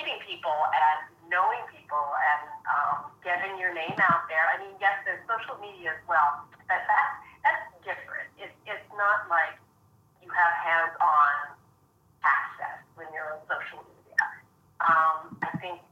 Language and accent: English; Edmonton, Alberta, Canada; moved away as an adult; also born or lived in London, England; I grew up in Edmonton, Alberta